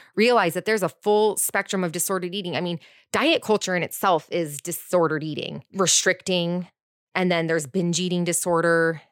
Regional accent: Orange County, California, United States; I grew up in Orange County too in a private school

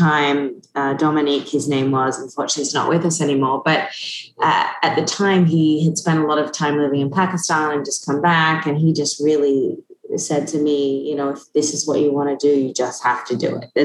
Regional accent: Australia; moved away; I grew up in Australia, which is where my family all still is

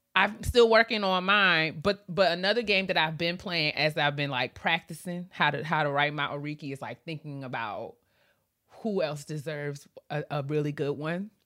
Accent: New York, United States; I'm from New York

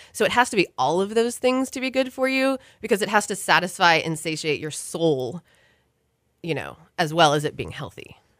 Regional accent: Houston, Texas, United States; moved away; I grew up in Houston, and I'm one of those that left and assumed that I would never come back

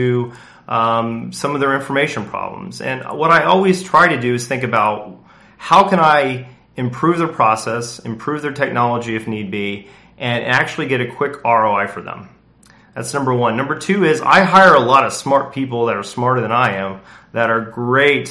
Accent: Indianapolis, Indiana, United States; I grew up in Indianapolis

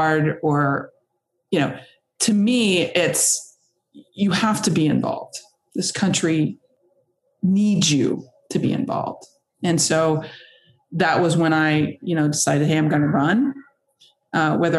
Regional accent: Kentucky, United States; moved away as an adult; also born or lived in San Diego, California; growing up here in Kentucky

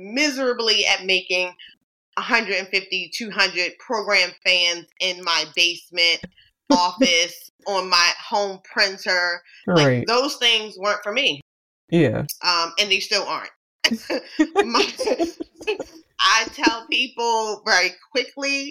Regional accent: Baltimore, Maryland, United States; also born or lived in New York City; I was born and raised in Baltimore, Maryland

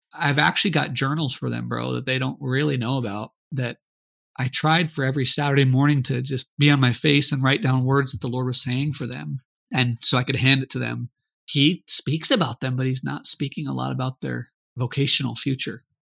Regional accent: Arizona, United States; moved away as an adult; now in Mozambique; we're from Arizona, a lot of our friends are are Hispanic

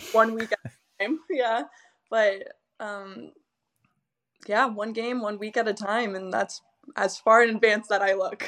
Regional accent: Southern California, United States; moved away; I'm from SoCal

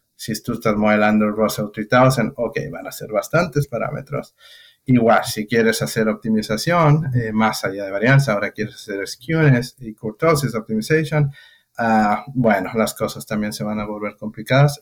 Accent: Mexico; moved away as an adult; hace nueve años que salí de México

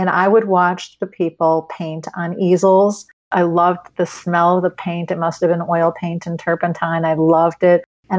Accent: Highland Park, United States; when I was about 4 years old, my mom, we grew up in Highland Park, used to go to the grocery store

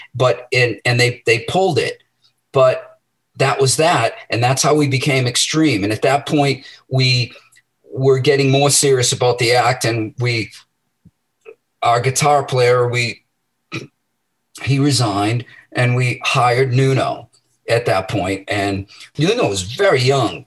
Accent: Medford, Massachusetts, United States; I was born in Medford, and um, you know, I I grew up there

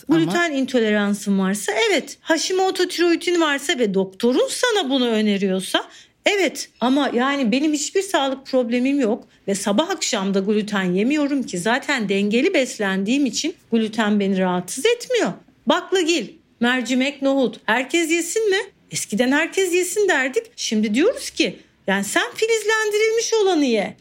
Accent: Mediterranean Region, Turkey; Ben bir Akdeniz çocuğu olarak

